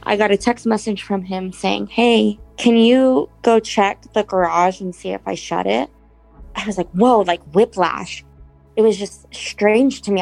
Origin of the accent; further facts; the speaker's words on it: Jacksonville, Florida, United States; we grew up in Arlington, which is uh, area of town in Jacksonville, Florida.